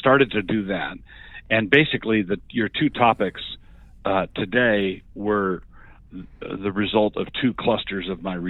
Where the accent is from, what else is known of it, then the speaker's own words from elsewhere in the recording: Annapolis, Maryland, United States; moved away as an adult; now in Moscow, Idaho, United States; And when I got out, my parents had moved to Idaho. I'd grown up in Annapolis, Maryland. Okay. That's my hometown. But my parents had been in Ann Arbor for a brief time and then moved out to Moscow, Idaho.